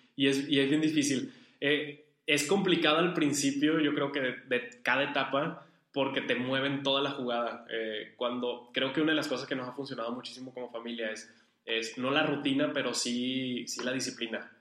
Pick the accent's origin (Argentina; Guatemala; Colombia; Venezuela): Venezuela; also born or lived in Uruguay / La Paz, Baja California, Mexico; now in Monterrey, Mexico; yo soy venezolano, casi toda mi familia es de allá